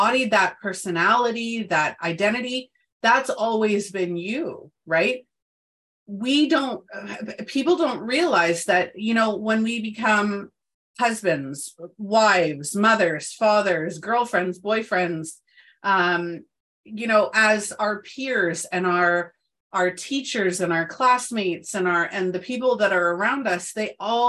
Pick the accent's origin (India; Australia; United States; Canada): Canada; moved away as an adult; I'm in Canada, so provinces. I moved back to my hometown where all the people that I had known since birth were still here